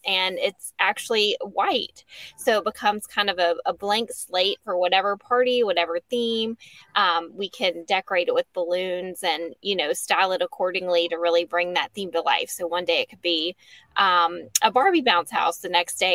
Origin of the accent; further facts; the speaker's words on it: Lynchburg, Virginia, United States; moved away as an adult; also born or lived in Charlotte, North Carolina; now in Bedford, United States; I'm from Lynchburg originally